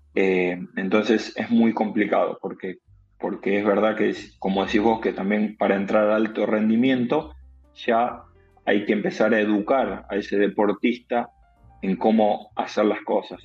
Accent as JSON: {"language": "Spanish", "town": "Armstrong", "region": "Santa Fe", "country": "Argentina", "tie": "born or raised there", "said": "soy de un pueblo muy, muy chiquito, de, de Armstrong, de la provincia de Santa Fe"}